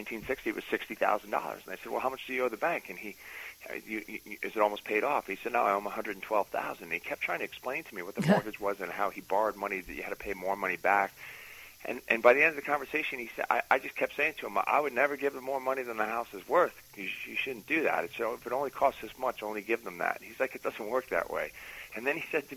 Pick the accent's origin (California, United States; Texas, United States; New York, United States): New York, United States; a Catholic kid growing up in New York